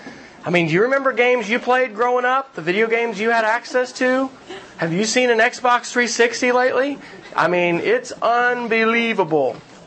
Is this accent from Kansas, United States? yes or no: yes; Kansas, United States; I grew up Air Force family, so my dad moved around. So, Kansas, where I grew up. You know, Lubbock, Texas, Oklahoma for the last 8 years. We're Okies, all right?